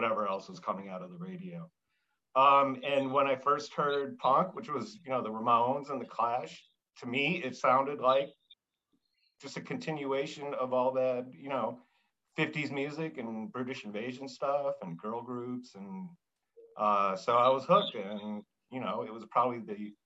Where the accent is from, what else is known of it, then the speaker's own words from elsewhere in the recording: Chicago, Illinois, United States; I grew up around Chicago.